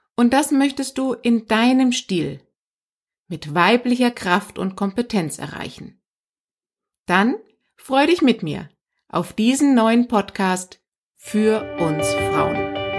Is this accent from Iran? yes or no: yes; Iran; moved away; aus meinem Geburtsland übrigens, bin in Iran geboren